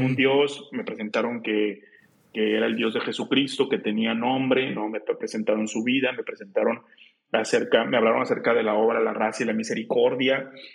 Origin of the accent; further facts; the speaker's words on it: Juárez, Nuevo León, Mexico; also born or lived in Monterrey, Nuevo León; pero viví, siempre viví eh, hasta los 20, 21 años que prácticamente ya hice mis sacramentos y empieza la cuestión de la vocación en Juárez, Nuevo León